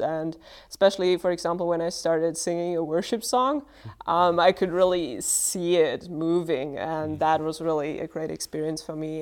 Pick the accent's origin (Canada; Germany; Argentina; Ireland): Germany; I'm from Germany as well